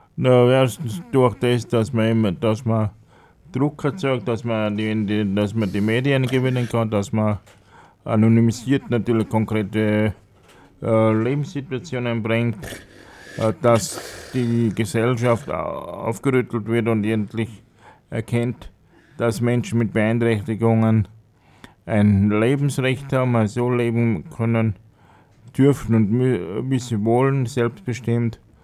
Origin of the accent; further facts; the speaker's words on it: Tyrol, Austria; moved away as an adult; also born or lived in Altenhof am Hausruck, Upper Austria; now in Upper Austria, Austria; vorher in Tirol in meiner Heimat. Bin ein gebürtiger Tiroler, bin dort in die Schule gegangen